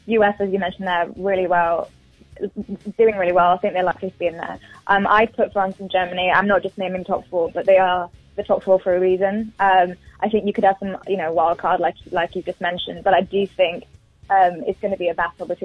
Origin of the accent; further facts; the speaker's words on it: England, United Kingdom; I'm English